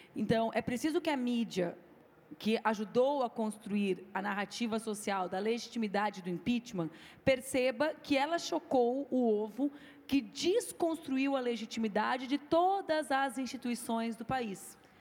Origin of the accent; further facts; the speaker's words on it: Rio Grande do Sul, Brazil; eu fiz 10% dos votos para deputada no meu estado, que é o Rio Grande do Sul